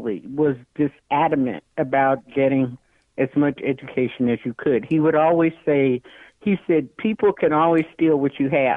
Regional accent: Chicago, Illinois, United States; growing up in Chicago

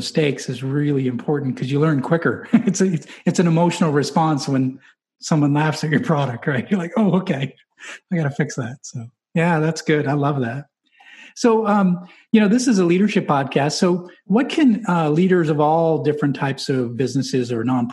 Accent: New England, United States; I'm from New England

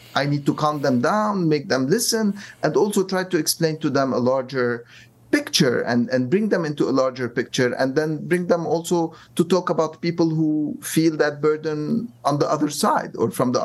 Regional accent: Lebanon; moved away; also born or lived in New York / Cairo; I'm originally from Lebanon, but I also mm. lived in New York on 9/11

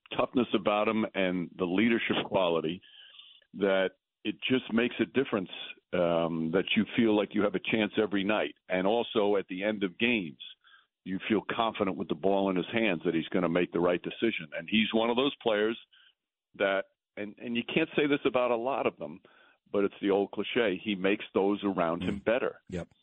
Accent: New York, United States; I'm from New York my whole life.

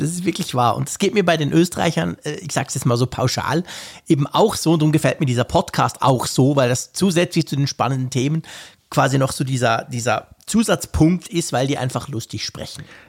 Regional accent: Switzerland; ich als Schweizer

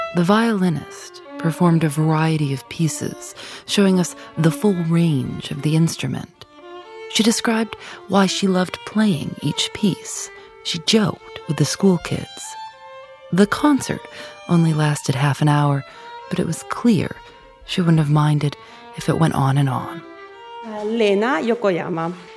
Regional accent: Osaka, Japan; moved away as an adult; now in Cremona, Italy; I come from Osaka, Japan, and I've been living here in Cremona for 12 years.

